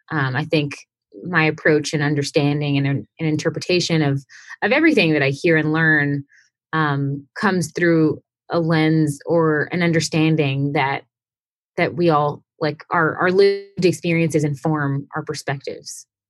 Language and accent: English; Houston, Texas, United States; I am originally from Houston, Texas